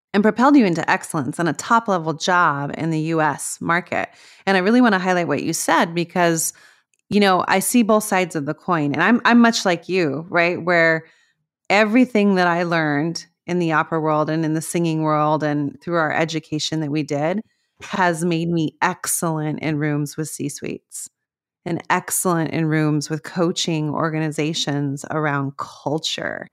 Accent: Las Cruces, New Mexico, United States; I grew up in Las Cruces, New Mexico

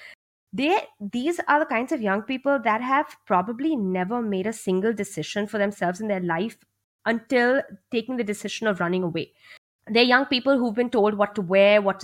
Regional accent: India; growing up in India

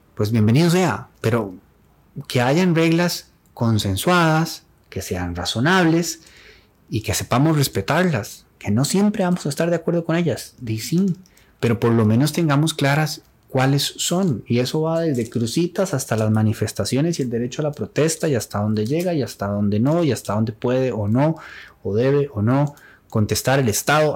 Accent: Turrialba, Cartago, Costa Rica; Ambos somos oriundos de Turrialba

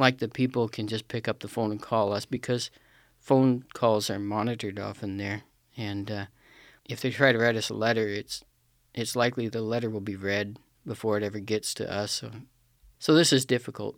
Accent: Pacific Northwest, United States; I'm from the Pacific Northwest, from a small town in the, uh, foothills of Cascade Mountains.

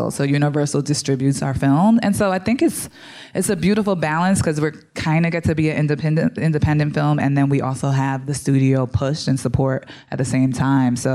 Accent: New Jersey, United States; also born or lived in Bronx, United States; I'm from the Bronx originally, grew up in Jersey as well.

